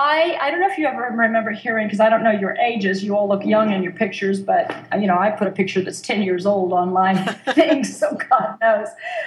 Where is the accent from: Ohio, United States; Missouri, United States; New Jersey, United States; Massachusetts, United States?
Missouri, United States; moved away; I grew up in Missouri.